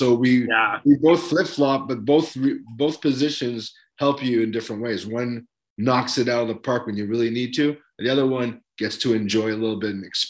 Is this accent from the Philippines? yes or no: yes; Philippines; accent: Filipino; now in Canada; that's my Filipino accent slip.